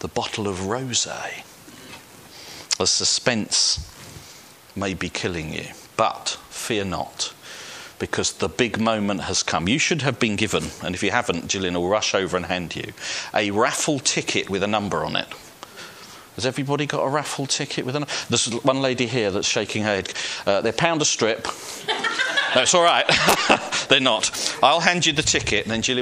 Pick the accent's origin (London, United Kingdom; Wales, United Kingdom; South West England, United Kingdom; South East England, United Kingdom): London, United Kingdom; Welling; I was brought up in Welling United Reformed Church